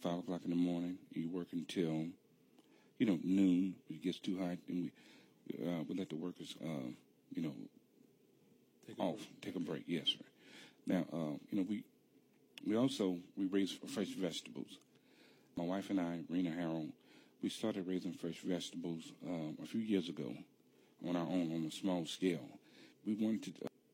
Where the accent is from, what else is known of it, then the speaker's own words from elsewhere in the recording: Simmesport, Louisiana, United States; I'm from Evolves Parish. Okay. Simsport is in Evolves Parish in Louisiana